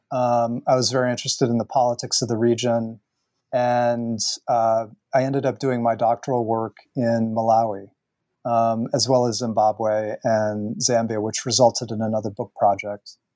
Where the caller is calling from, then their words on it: Easton, Pennsylvania, United States; Uh, Easton, Pennsylvania.